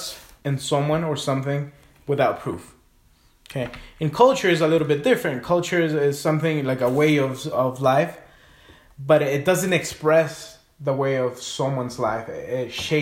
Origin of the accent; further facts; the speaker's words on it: Guatemala; moved away; also born or lived in California; I grew up in Guatemala, but I was born in California.